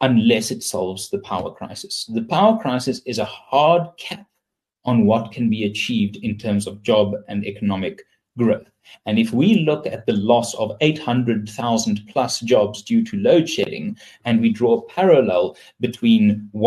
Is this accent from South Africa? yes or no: yes; South Africa; As a South African